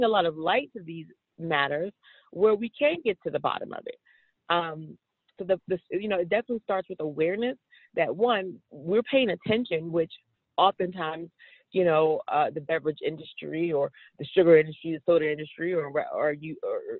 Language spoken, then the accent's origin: English; Washington, District of Columbia, United States; growing up in Washington, D.C. I grew up in what would have been considered a red line community